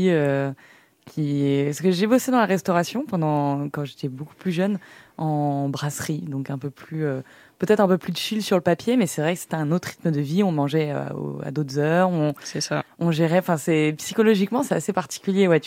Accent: France; Et puis, on est, on est français. C'est aussi dans notre ADN, je pense.

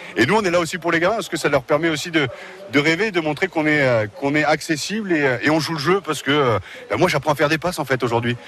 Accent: Amiens, Hauts-de-France, France; Je suis né à Amiens

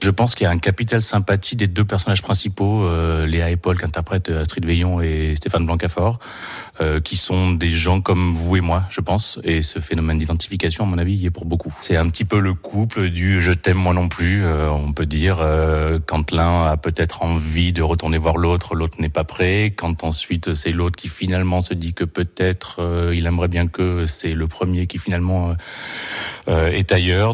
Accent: Marseille, Provence-Alpes-Côte d'Azur, France; je suis de Marseille

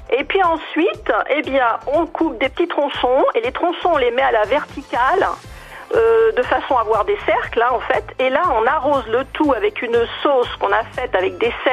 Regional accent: Puteaux, Île-de-France, France; sont venus dans les années 20 euh, s'installer un à Nogent et l'autre à Puteaux. Et puis je n'ai pas quitté Puteaux, mon père est né à Puteaux, ma mère est née à Nogent dans la maison où est né Cavana, François Cavana.

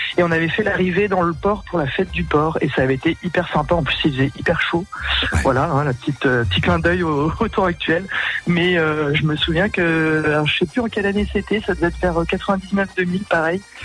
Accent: Landerneau, Brittany, France; j'ai grandi à Landerneau

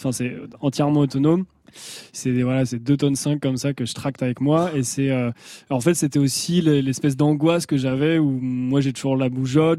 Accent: Angers, Pays de la Loire, France; là d'où je viens, donc Angers, euh, la région de la Loire par là

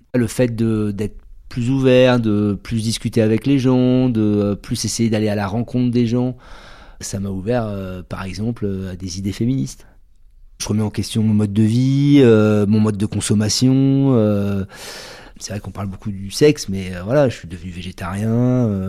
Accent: Bordeaux, Nouvelle-Aquitaine, France; je suis originaire de Bordeaux

